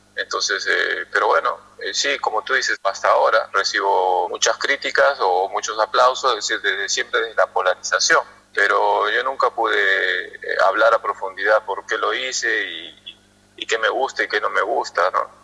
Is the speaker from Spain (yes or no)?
no; Peru; como peruanos